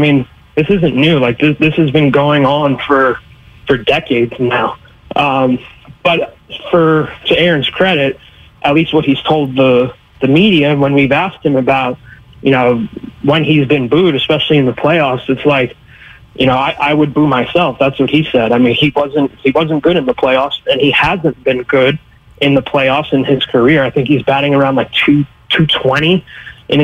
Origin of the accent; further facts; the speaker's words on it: Bronx, New York, United States; When I grew up in the Bronx, and I remember several times that Jeter was booed